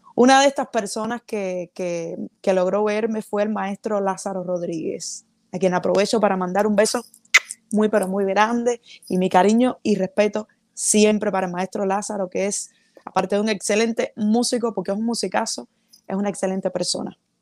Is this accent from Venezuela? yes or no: no; Cuba; moved away as an adult; la agrupación con la que salí de Cuba